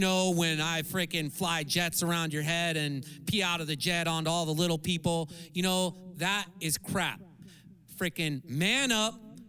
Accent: Santa Cruz, California, United States; Santa Cruz, man.

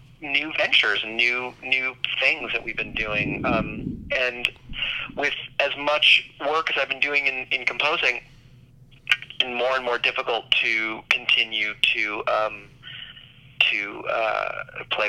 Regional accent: New York City, New York, United States; moved away as an adult; also born or lived in Los Angeles; I'm originally from New York City.

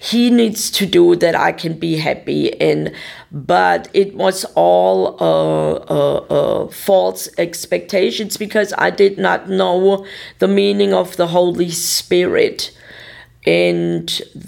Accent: Germany; English is a second language; moved away as an adult; now in Tulsa, United States; I was from Germany

